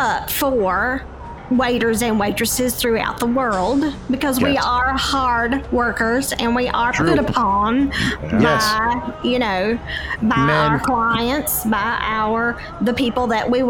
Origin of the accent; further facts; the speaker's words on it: Charlotte, North Carolina, United States; But everybody up here asked me about my accent, so I just thought I'd go ahead and tell you. I'm from Charlotte.